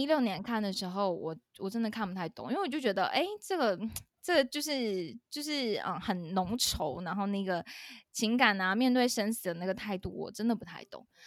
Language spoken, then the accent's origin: Chinese; Taiwan; 我们台湾人